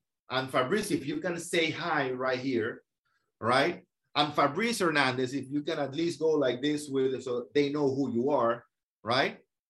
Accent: France; now in Miami, United States; I moved from France, and I have a huge community of French people and investors that purchase from me, listings from people in Miami.

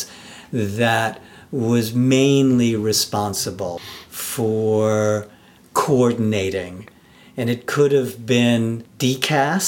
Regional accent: New York City, New York, United States; I'm also born and raised in Manhattan.

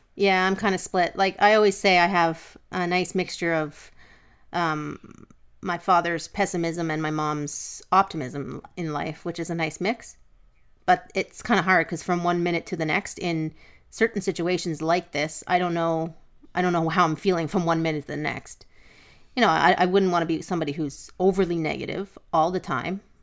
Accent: Canada; we're Canadian

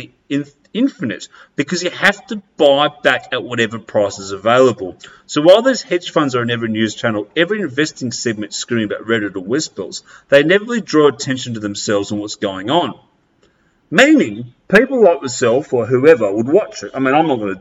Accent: Australia; I'm going to come back to my roots of where I was born and I grew up in Australia

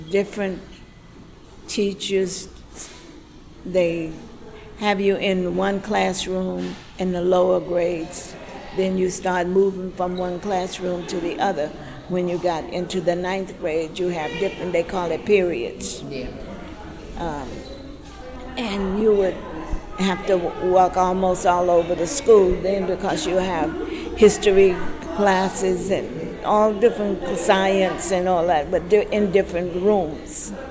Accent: the South, United States; We grew up that way in the South.

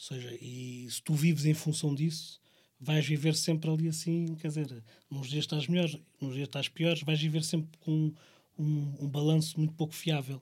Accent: Barreiro, Setúbal, Portugal; nós somos do Barreiro

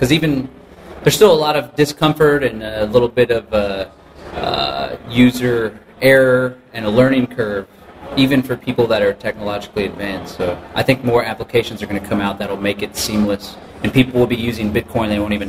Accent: Austin, Texas, United States; I'm here from Austin, my hometown

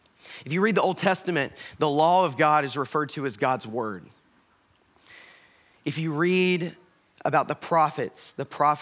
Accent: the South, United States; I am from the South. I'm from a place kind of like here where you have a lot of elbow room and people value personal space for the most part.

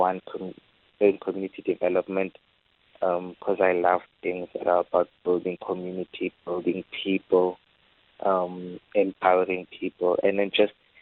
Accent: Free State, South Africa; now in Cape Town, South Africa; I'm from the Free State, so it's always been in my heart to be able to go back to where I'm originally from

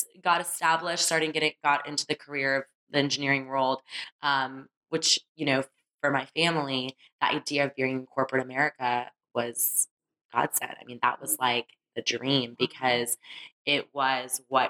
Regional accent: Sugar Land, Texas, United States; I grew up in Sugar Land

